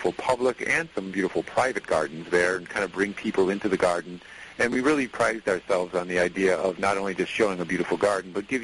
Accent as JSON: {"language": "English", "region": "Connecticut", "country": "United States", "tie": "born or raised there", "said": "I was born and raised in Connecticut"}